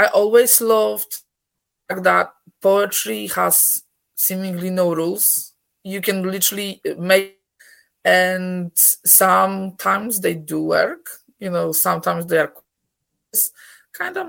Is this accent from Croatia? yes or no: no; Poland; English is a second language; moved away as an adult; now in Scotland, United Kingdom; I'm originally from Poland, Scotland for the last 17 years